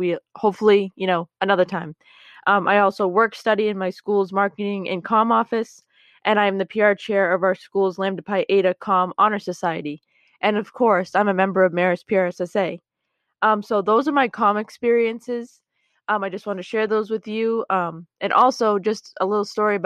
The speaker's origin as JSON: {"language": "English", "region": "Massachusetts", "country": "United States", "said": "I'm from Massachusetts."}